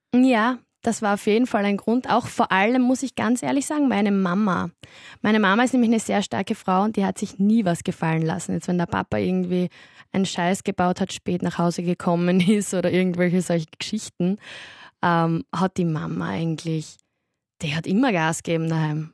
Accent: Styria, Austria; now in Vienna, Austria; ich komme aus der Steiermark. Ich habe eigentlich einen ziemlichen Dialekt

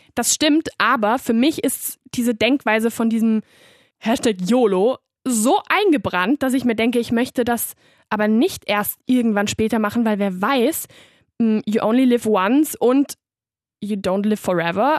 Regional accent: Barcelona, Catalonia, Spain; moved away as an adult; now in Vienna, Austria; ich war zwar in Barcelona auf der Schule

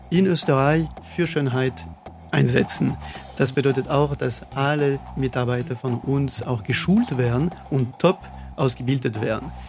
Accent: France; German is a second language; Ja, ich stamme aus Frankreich, das kann ich natürlich nicht verheimlichen. Ja, ich bin Franzose

